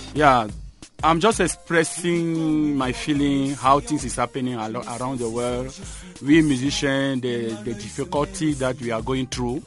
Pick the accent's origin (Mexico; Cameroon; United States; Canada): Cameroon; moved away; I'm from Cameroon